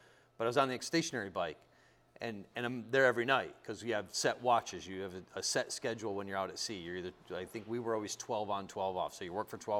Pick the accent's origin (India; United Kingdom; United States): United States; Western Massachusetts; moved away as an adult; also born or lived in Japan; Originally, I'm from Western Massachusetts.